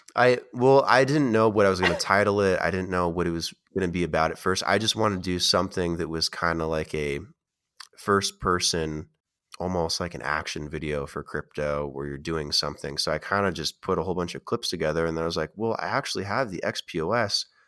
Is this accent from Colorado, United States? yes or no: no; Oregon, United States; also born or lived in Las Vegas, Nevada; I grew up in Oregon